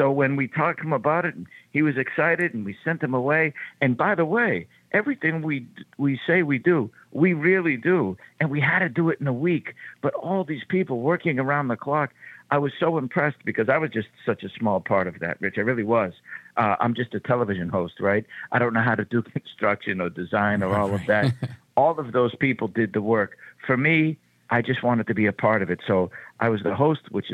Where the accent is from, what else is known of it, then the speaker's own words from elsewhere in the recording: Boston, Massachusetts, United States; So Southie is the neighborhood in which I grew up in Boston